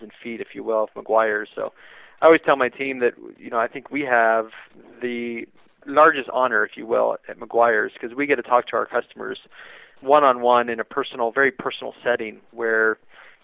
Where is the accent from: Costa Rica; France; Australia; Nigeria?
Costa Rica; San José; I was born in San Jose, Costa Rica